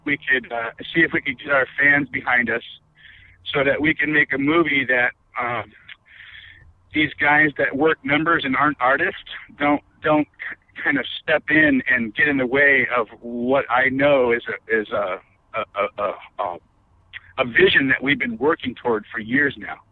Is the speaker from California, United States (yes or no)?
yes; Los Angeles, California, United States; I was I was raised in Hollywood